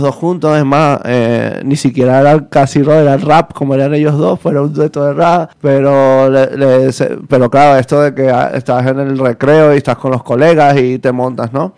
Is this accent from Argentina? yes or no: no; Venezuela; moved away as an adult; also born or lived in Basque Country; now in Madrid, Spain; soy de Venezuela.